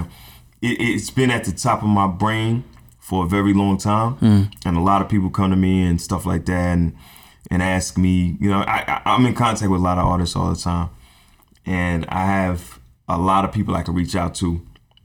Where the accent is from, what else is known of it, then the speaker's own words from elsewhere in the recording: Barbados; I'm from Barbados